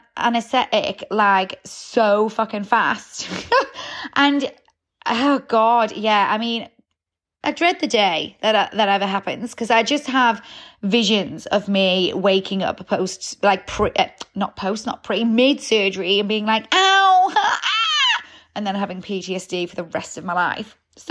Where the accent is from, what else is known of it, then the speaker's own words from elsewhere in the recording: Newcastle, North East England, United Kingdom; because I'm a Geordie, so anyone born in Newcastle seems to be able to drink so much without much effects happening.